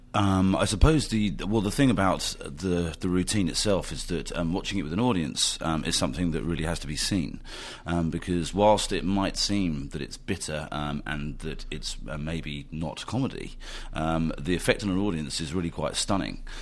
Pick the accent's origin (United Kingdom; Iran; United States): United Kingdom; as Brits, as a British filmmaking team